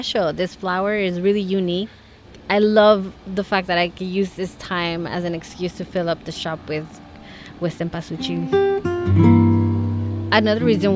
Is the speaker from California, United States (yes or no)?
yes; Los Angeles, California, United States; also born or lived in Mexico City, Mexico; I was born in Mexico City but raised in Los Angeles